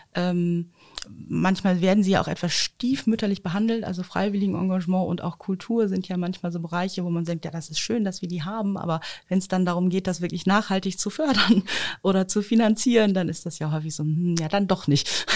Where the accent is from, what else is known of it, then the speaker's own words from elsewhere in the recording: Osnabrück, Lower Saxony, Germany; Ich bin ja am Schölerberg aufgewachsen